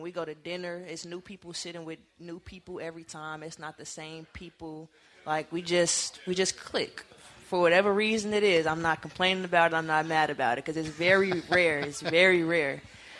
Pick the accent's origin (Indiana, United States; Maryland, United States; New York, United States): Indiana, United States; Gary; Gary, Indiana, also a very interesting place. I wouldn't lie. We don't have much.